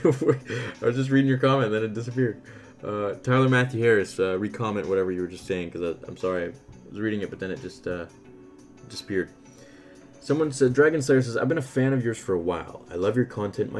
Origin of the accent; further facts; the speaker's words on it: Canada; I'm Canadian